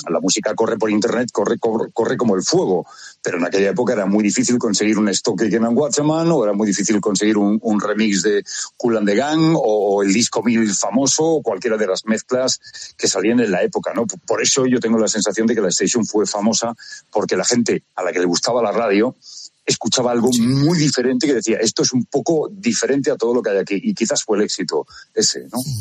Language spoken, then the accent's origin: Spanish; Badalona, Catalonia, Spain; moved away as an adult; now in Madrid, Spain; Badalona, donde yo nací